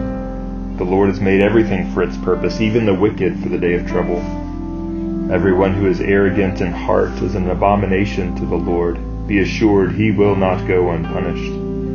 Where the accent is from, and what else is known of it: United States